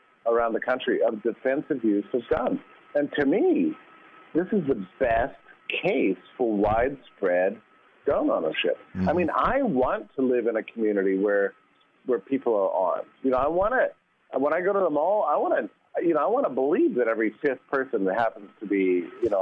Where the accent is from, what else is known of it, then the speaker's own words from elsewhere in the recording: Texas, United States; I was raised in a gun family, I'm from Texas